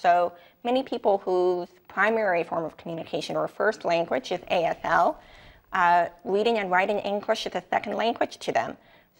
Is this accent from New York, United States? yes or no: yes; New York, United States; accent: New York; So I'm from New York. I optimistically think maybe I have a little bit of a New York accent